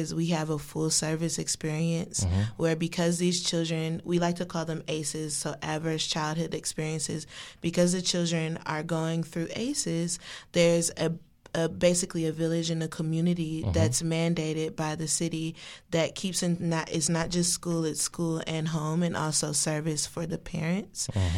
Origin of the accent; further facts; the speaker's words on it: Detroit, Michigan, United States; moved away as an adult; now in Washington, D.C., United States; I came here for school, but I'm from Detroit, Michigan.